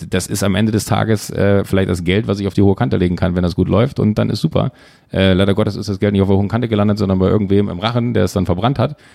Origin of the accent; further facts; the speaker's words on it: Schwalmtal, North Rhine-Westphalia, Germany; now in Hamburg, Germany; ich bin in Schwalmtal aufgewachsen, in einem kleinen 8000 Seelendorf, äh, bin dann irgendwann Autofahren durch ganz großes Glück nach Hamburg gekommen